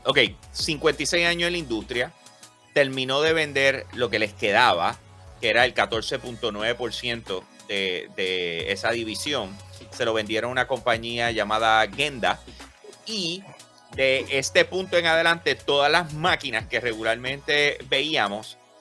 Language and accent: Spanish; Puerto Rico; yo soy de Puerto Rico